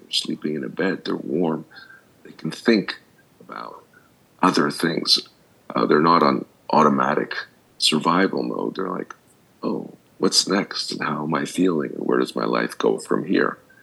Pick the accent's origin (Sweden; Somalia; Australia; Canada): Canada; Montreal, Quebec; moved away as an adult; now in United States; I grew up in Montreal. Most of my education was there, and I went to college there, and then I went to graduate school in the states